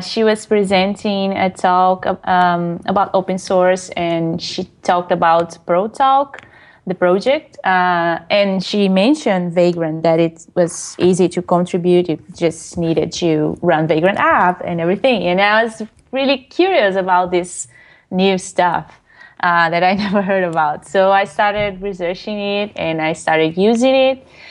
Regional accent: Brazil; English is a second language; moved away as an adult; I presented, used to present some talks in Brazil, in my hometown, uh, in Portuguese

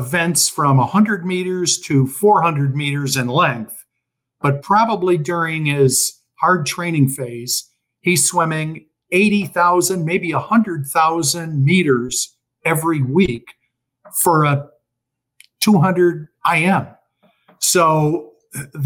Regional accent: Chicago, Illinois, United States; now in Florida, United States; I was born and raised in Chicago

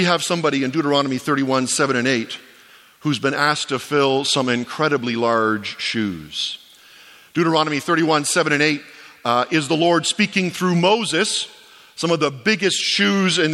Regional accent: Ontario, Canada; moved away as an adult; now in Atlantic Canada, Canada; I was born in Ontario, I was educated in Ontario at Tyndale, I've served my whole life in Ontario

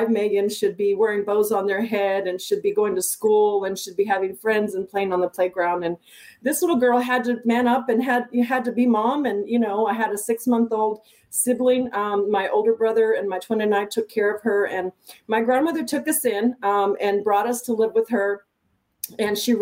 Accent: El Paso, Texas, United States; moved away; So I'm from El Paso, Texas. I'm a border town gal

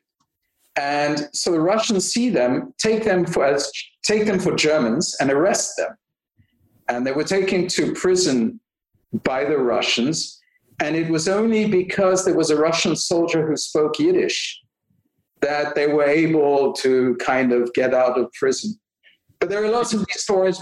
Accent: South Africa; also born or lived in Belgium; now in Canada; I'm born in Belgium. My parents moved to South Africa when I was, they moved twice, but really when I was four.

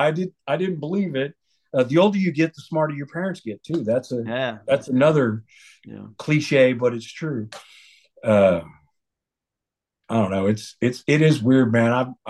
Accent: Parris Island, South Carolina, United States; born there; I was born on Paris Island.

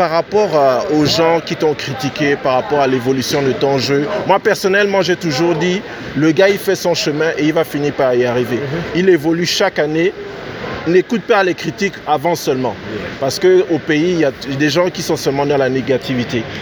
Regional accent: Gabon; moved away; suis né, j'ai grandi là, au Gabon.

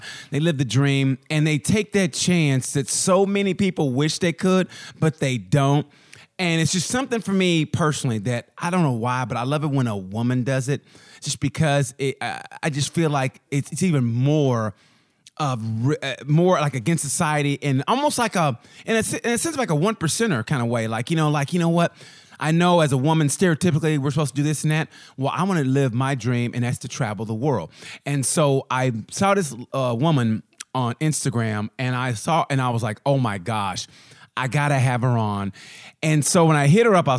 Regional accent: United States; I'm from the United States

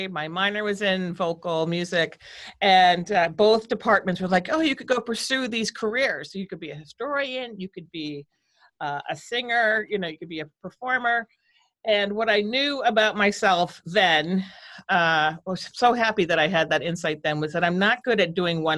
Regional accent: right outside of Boston, Massachusetts, United States; moved away as an adult; also born or lived in Providence, Rhode Island / Minnesota; now in California, United States; I was born on the East Coast. I grew up in right outside of Boston and then Providence, Rhode Island for high school

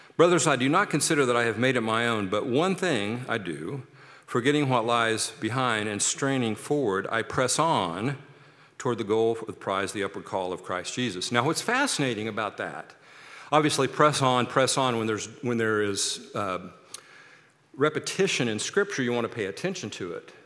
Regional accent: Kansas City, United States; now in Seattle, United States; I'm from Kansas City

